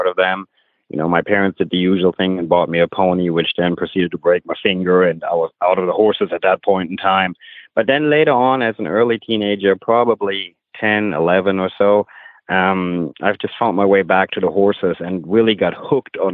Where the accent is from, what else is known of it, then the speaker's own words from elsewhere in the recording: Germany; moved away as an adult; now in United States; I grew up in Germany.